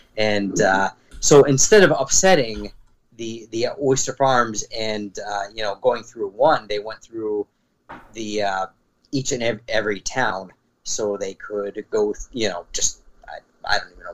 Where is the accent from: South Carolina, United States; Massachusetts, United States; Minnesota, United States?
Massachusetts, United States; Cape Cod; I live on Cape Cod. I'm from Cape Cod, Massachusetts.